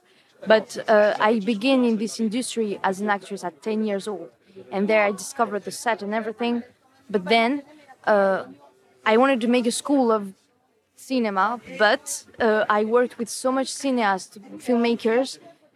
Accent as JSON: {"language": "English", "country": "Kosovo", "tie": "born or raised there", "also_born_or_lived": "France", "said": "I was born in France, but I grew up there in Kosovo. And the village, the town we see in the film is the town where I grew up"}